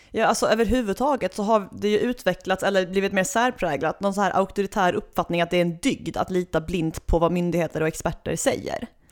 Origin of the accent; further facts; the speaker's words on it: Svalöv, Skåne, Sweden; jag är född och uppvuxen i natursköna Svalöv i det skånska hjärtelandet